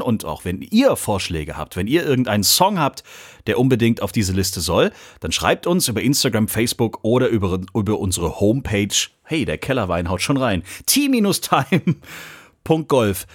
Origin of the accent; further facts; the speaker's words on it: Swabia, Germany; als Schwabe